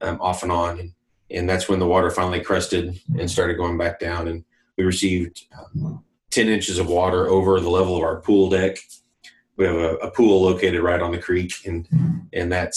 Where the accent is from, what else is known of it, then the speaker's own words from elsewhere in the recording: Oklahoma, United States; I grew up in the Methodist camping system here in Oklahoma.